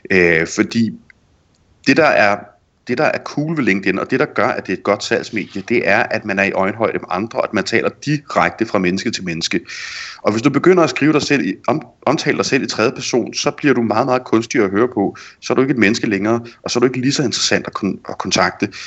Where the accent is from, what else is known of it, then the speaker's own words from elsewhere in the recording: Jutland, Denmark; ja, netop som jyde, øh, og som dansker, og sandsynligvis også som kvinde.